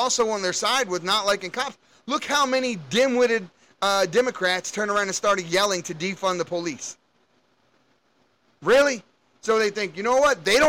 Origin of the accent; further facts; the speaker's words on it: Baltimore, Maryland, United States; I grew up in Baltimore City, and we had some things going on where I grew up